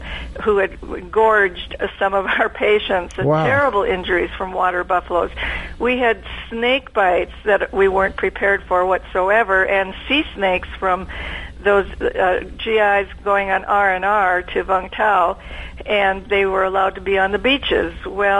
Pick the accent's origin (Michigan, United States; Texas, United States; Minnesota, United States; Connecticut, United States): Minnesota, United States; I was growing up in Minnesota on a dairy farm